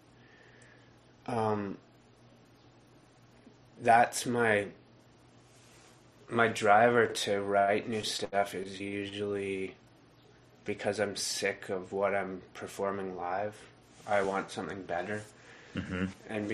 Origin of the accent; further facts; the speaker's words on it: near Millbrook, Ontario, Canada; I grew up near Millbrook